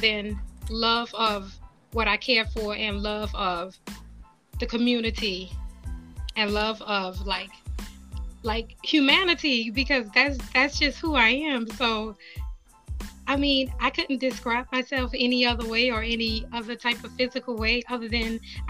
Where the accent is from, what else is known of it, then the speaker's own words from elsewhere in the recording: New Orleans, Louisiana, United States; now in Georgia, United States; I'm actually originally from New Orleans